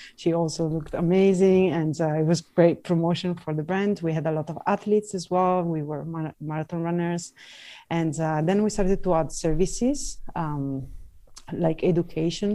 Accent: Venice, Veneto, Italy; moved away; I'm Italian, I'm from Venice

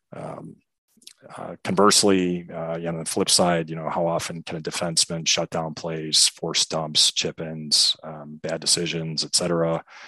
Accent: Chicago, Illinois, United States; also born or lived in De Pere, Wisconsin; I'm born and raised in Chicago, uh, particular the southwest suburbs

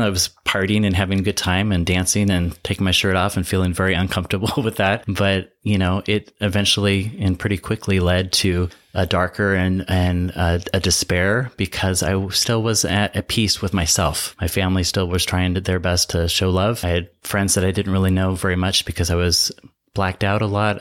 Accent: Seattle, Washington, United States; now in Palm Springs, United States; I'm from Seattle, kind of grew up in Wittenville in the suburbs

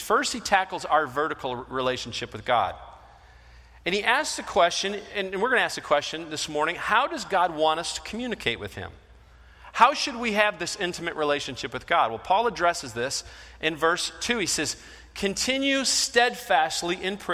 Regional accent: Michigan, United States; moved away; I'm from Michigan, so I happen to be, you know, a Detroit fan

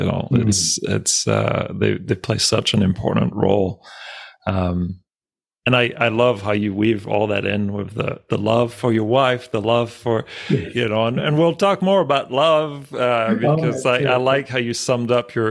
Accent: France; moved away; I grew up in France

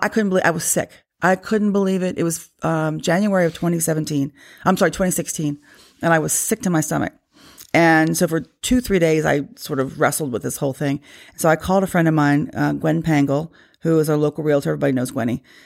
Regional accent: Loudoun County, Virginia, United States; I grew up probably, what, um, two, three miles from here

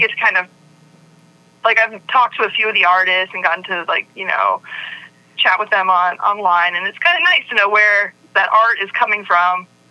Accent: Virginia, United States; I grew up in Virginia

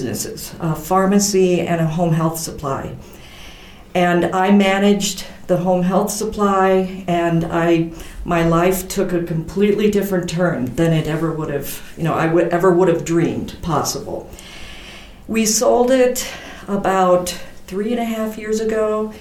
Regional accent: Decorah, Iowa, United States; also born or lived in Lamar, Colorado / Dubuque, Iowa; I was born in Lamar, Colorado, and when I was four, we moved to Decorah, Iowa. And it's funny because we had five children in my family. And in Decorah, the kids would always say, oh, you must be Catholic. You have five children. But then we moved to Dubuque when I was 12 years old

